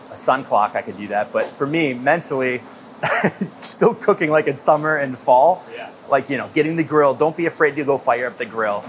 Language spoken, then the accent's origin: English; Midwest, United States; growing up in the Midwest